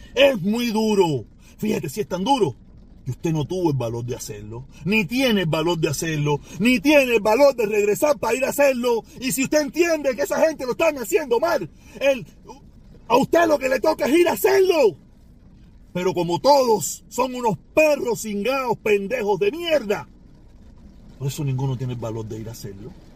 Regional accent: Cuba; moved away; soy cubano por los dos lados

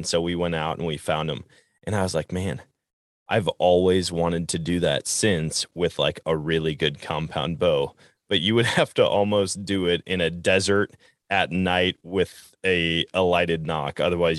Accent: Wisconsin, United States; I know growing up in Wisconsin, they taught archery in middle school, and I'll never forget it.

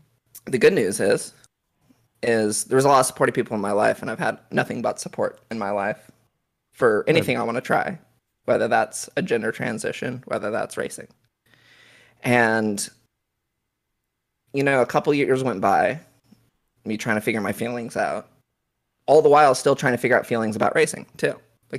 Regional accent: Oklahoma, United States; It was, yeah, because I grew up in Oklahoma.

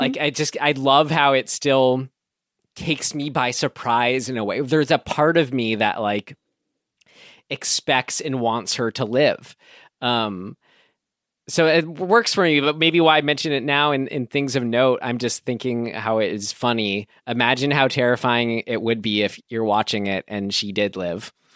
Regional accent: San Rafael, California, United States; my hometown, Santa Rafael

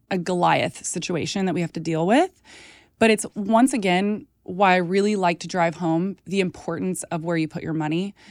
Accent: Texas, United States; moved away; I grew up in Texas around a ton of ranchers and farmers

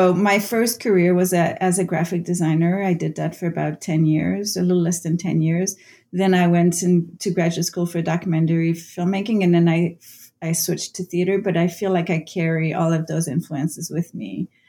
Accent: Canada; first language French; English is a second language; because my first language is French-Canadian, so I've translated a lot of playwrights from the French to English.

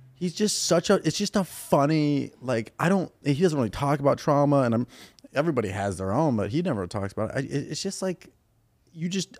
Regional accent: Ventura County, Southern California, United States; also born or lived in Naperville, Illinois; grew up all in uh, Southern California, like Ventura County

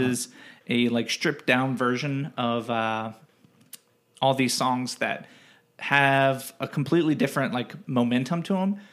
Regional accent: Cincinnati, Ohio, United States; we're both from the Cincinnati area

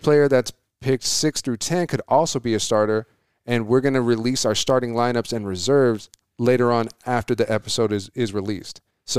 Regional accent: Coolidge, Arizona, United States; I was like, I'm from Coolidge. I would never do that. I was like, I know plenty of people from Coolidge that would never do that.

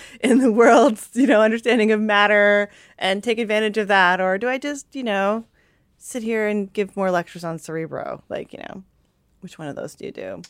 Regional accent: Canada; I'm Japanese Canadian

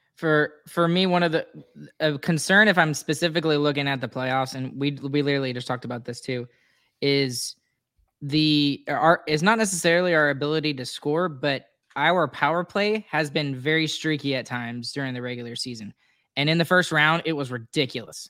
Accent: Texas, United States; I'm from Texas

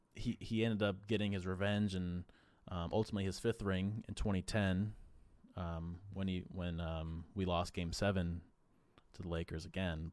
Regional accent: East Coast, United States; growing up on the East Coast

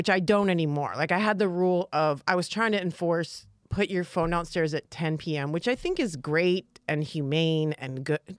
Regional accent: south of Detroit, Michigan, United States; I'm from south of Detroit.

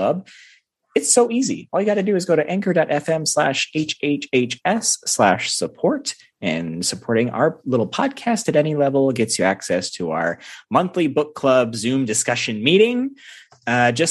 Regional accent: Midwest, United States; living in the Midwest

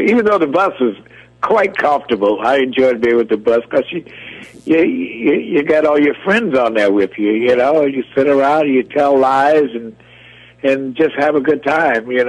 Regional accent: Norfolk, Virginia, United States; also born or lived in Jacksonville, Florida; I'm from Norfolk, Virginia, which is not the music capital of the world

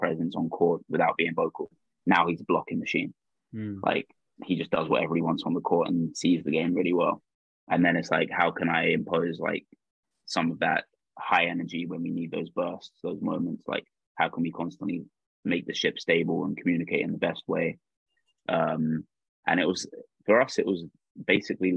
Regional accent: London, United Kingdom; I grew up in London.

